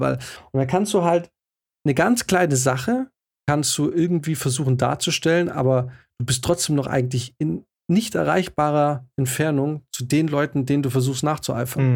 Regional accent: Swabia, Germany; wir kommen aus dem Schwabenland

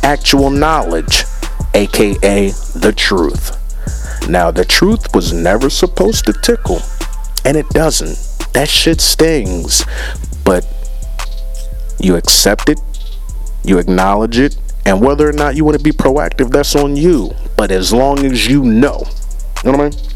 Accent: United States; I was born in America

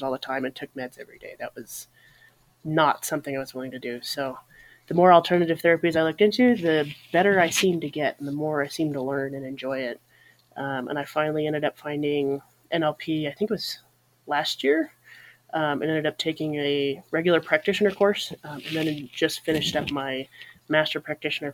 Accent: Colorado, United States; now in Montana, United States; I grew up in Colorado originally. I now live in Montana

